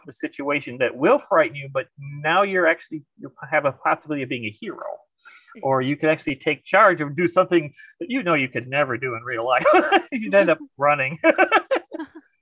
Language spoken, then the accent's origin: English; Madison, Wisconsin, United States; I'm from Madison, Wisconsin